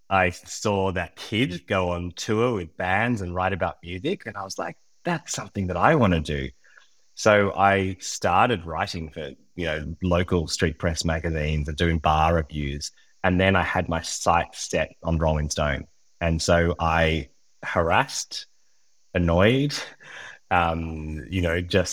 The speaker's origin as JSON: {"language": "English", "town": "Sydney", "region": "New South Wales", "country": "Australia", "tie": "born or raised there", "moved": "as an adult", "lives_now": "Kastellorizo, Greece", "said": "I was born in Sydney and lived in Sydney for almost all of my life, except where I am now"}